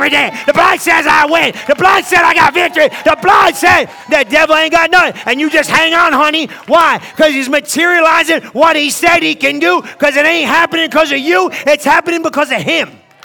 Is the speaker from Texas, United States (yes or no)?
no; New Jersey, United States; moved away; I was from New Jersey